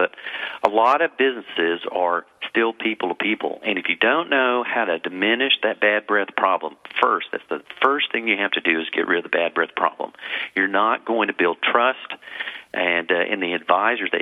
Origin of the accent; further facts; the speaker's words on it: Texas, United States; I'm from Texas, born and raised